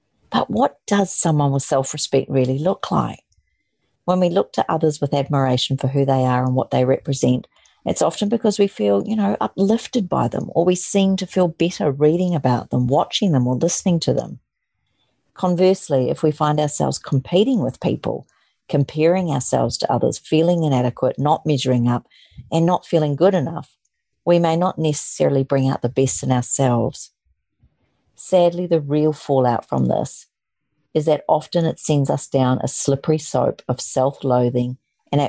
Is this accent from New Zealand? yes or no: yes; New Zealand; moved away; my roots of growing up in New Zealand